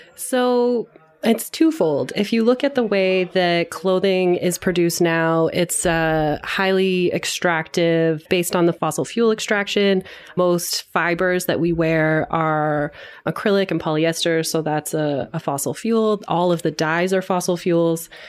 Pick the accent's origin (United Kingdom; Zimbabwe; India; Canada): Canada; London, Ontario; I grew up in London, Ontario, so a rather small city in Southern Ontario